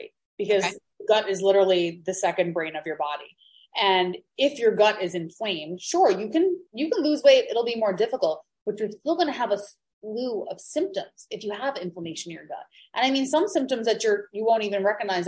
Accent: Long Island, New York, United States; now in Maui, United States; I'm from Long Island. I'm from a beach town

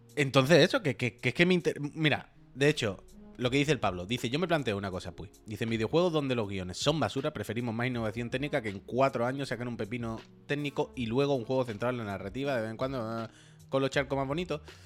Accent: La Línea de la Concepción, Andalusia, Spain; now in Barcelona, Spain; yo soy de la línea

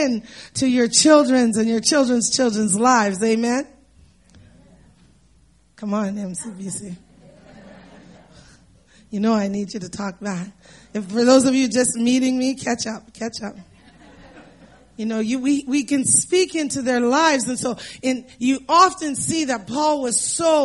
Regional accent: Canada; as Canadians

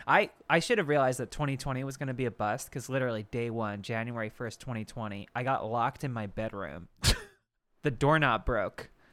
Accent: Bucks County, Pennsylvania, United States; I'm literally from Bucks County, Pennsylvania

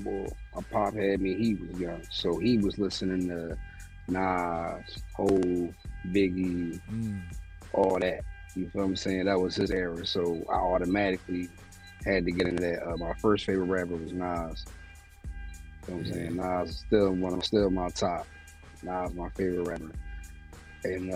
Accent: Philadelphia, Pennsylvania, United States; I'm from West Philly, born and raised.

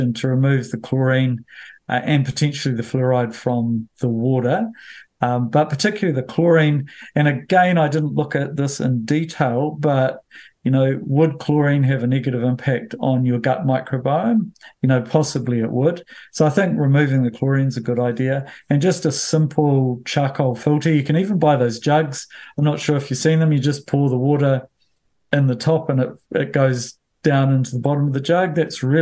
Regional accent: Bulls, Manawatū-Whanganui, New Zealand; when we had tank water when I grew up in Bulls

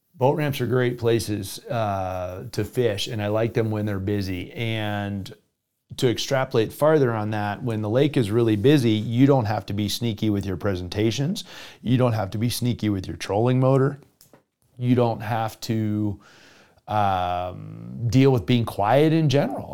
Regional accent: Florida, United States; now in Colorado, United States; my home state of Florida

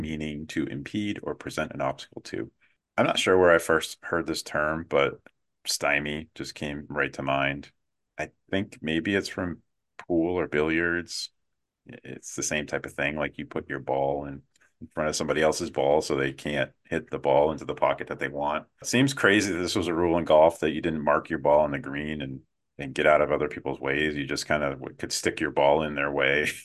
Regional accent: United States; as an American

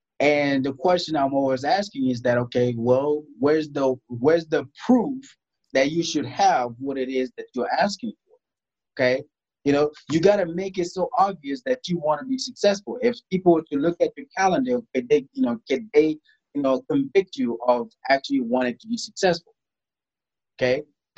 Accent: DR Congo; also born or lived in South Sudan; Growing up in Africa, I grew up in Congo. I was born in South Sudan. I grew up in Congo because we had a civil war that was happening at the time in South Sudan.

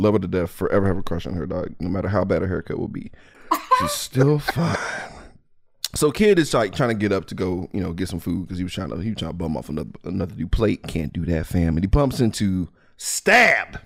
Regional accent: Mississippi, United States; I'm from Mississippi

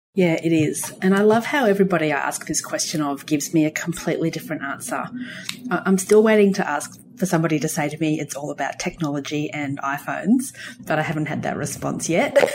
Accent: Gosford, New South Wales, Australia; when I was a teenager, we grew up in Gosford on the New South Wales Central Coast

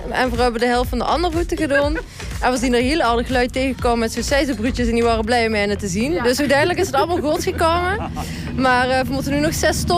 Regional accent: Maastricht, Limburg, Netherlands

